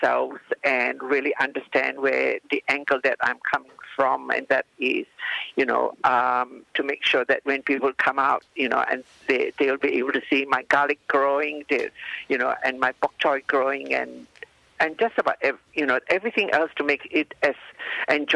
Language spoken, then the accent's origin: English; Malaysia; now in Trentham, Australia; I come from Malaysia